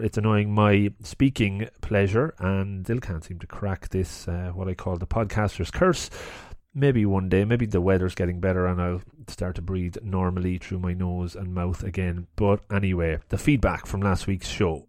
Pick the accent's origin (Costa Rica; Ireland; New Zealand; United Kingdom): Ireland; Longford, Leinster; I grew up in Longford